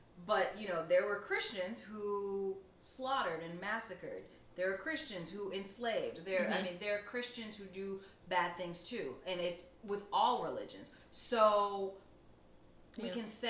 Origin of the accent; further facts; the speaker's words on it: United States; I'm a first generation American. My parents immigrated to America from Ghana, West Africa